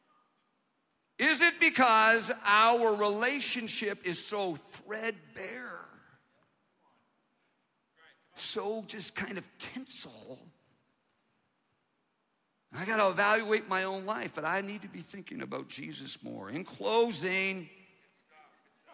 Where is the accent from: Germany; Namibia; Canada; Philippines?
Canada; now in United States; I'm from Canada. I'm an immigrant